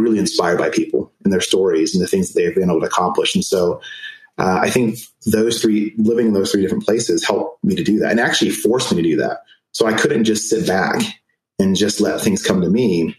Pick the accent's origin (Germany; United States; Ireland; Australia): Germany; So I was born in Germany. My parents met in Germany. My mom is Jamaican and my dad's American.